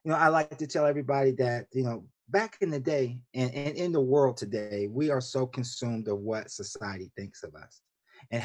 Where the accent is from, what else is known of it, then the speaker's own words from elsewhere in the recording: Columbus, Ohio, United States; moved away as an adult; also born or lived in West Coast / Washington, D.C.; now in Laurel, Maryland, United States; was born and raised in Columbus, Ohio, diehard Buckeye through and through